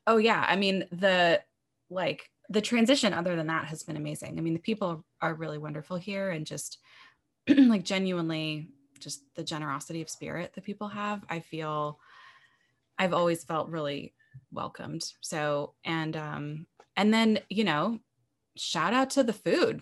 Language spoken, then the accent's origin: English; Portland, Oregon, United States; moved away; I'm from Portland, Oregon, originally